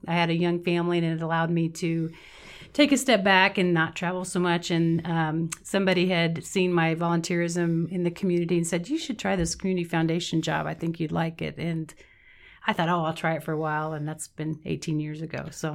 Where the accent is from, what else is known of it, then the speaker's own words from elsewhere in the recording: Meade, Kansas, United States; I grew up in Meade, Kansas. It's a small town in southwestern Kansas by the Oklahoma border